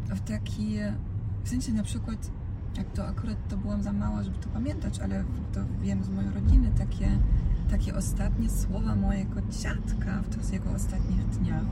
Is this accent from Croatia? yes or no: yes; Dalmatia, Croatia; now in Poland; w tym rejonie, z którego ja jestem, czyli z Dalmacji